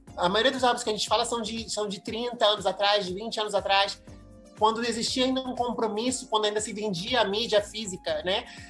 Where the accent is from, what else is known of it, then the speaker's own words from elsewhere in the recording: Rio de Janeiro, Brazil; accent: Brazilian; moved away as an adult; also born or lived in Mexico / Madrid, Spain; now in United States; eu nasci no Brasil e olha, mesmo, mesmo saindo do Brasil com 18 anos